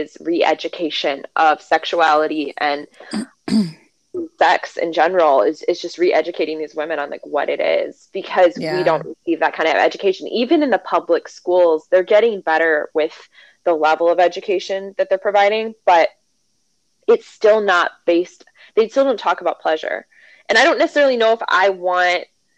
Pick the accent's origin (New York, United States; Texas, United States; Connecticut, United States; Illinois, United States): Illinois, United States; Chicago; moved away as an adult; now in Kentucky, United States; I live in Kentucky, because I'm from Chicago.